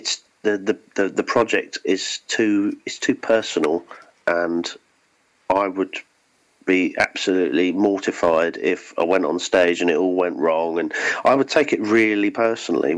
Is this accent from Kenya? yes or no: no; South of England, United Kingdom; I'm from the south of England